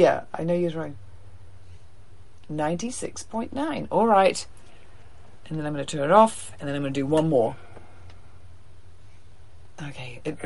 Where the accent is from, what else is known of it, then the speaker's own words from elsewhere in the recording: New Zealand; now in United States; I'm from New Zealand.